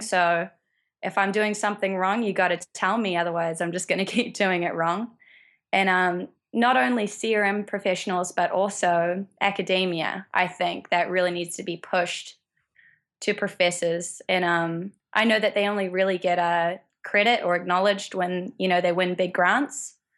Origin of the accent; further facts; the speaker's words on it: New Zealand; moved away as an adult; now in United States; that's why I came to America. I'm from New Zealand. I came to America to row for college